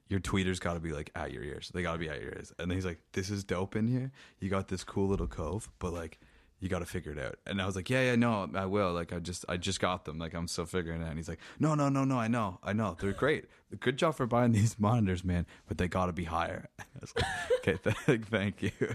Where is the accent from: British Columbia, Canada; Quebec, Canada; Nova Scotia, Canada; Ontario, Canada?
Ontario, Canada; Meaford; in Meeford, where I'm from, I lived about a kilometer away from the military base